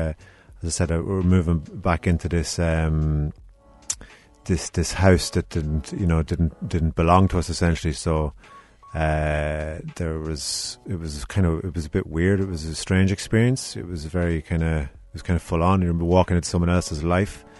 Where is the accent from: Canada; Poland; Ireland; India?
Ireland; Ardee, Leinster; also born or lived in Dundalk; now in Cork, Ireland; I'm from Ardee, so very close to Dundalk